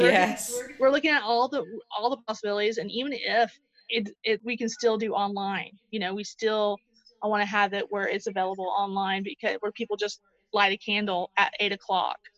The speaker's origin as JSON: {"language": "English", "town": "Moultrie", "region": "Georgia", "country": "United States", "tie": "born or raised there", "said": "my hometown"}